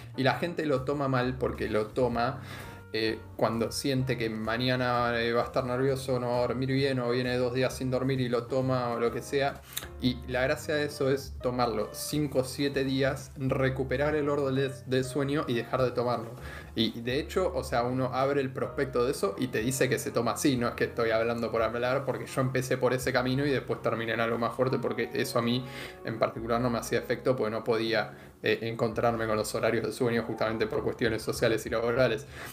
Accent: Argentina; éramos un país mucho más agropecuario que ahora todavía

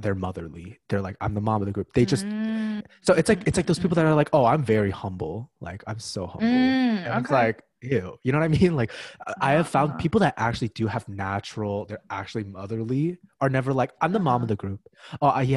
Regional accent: Ridgewood, New Jersey, United States; I'm from Ridgewood, New Jersey

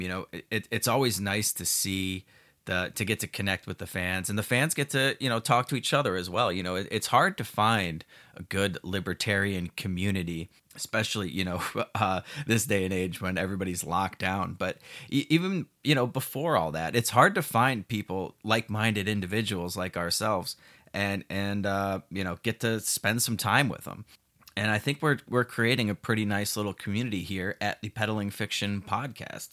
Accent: Chicago, Illinois, United States; moved away as an adult; now in Puerto Vallarta, Mexico; I'm, I'm from Chicago, so the uh, I, am used to you know 30 degree below zero temperatures

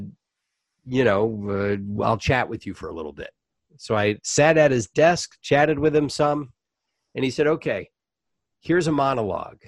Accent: Savannah, Georgia, United States; moved away as an adult; also born or lived in Orlando, Florida / Los Angeles; Savannah, Georgia, which is my hometown

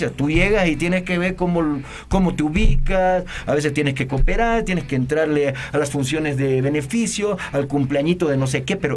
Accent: Mexico; si yo vengo de un estado, vengo de lejos, pero siendo mexicano

